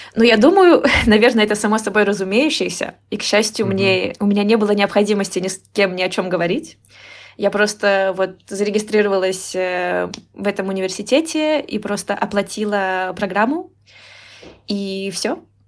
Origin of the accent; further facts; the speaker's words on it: Moscow Oblast, Russia; moved away as an adult; now in Tbilisi, Georgia; я выросла в Московской области, и училась я э, в Москве, и, то есть я жила в Москве почти 10 лет